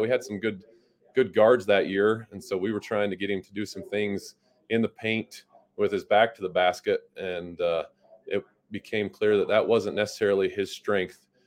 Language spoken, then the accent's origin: English; Randolph, Utah, United States; now in Logan, United States; I grew up over by Bear Lake. um, between Lake Town and Randolph on a little cattle ranch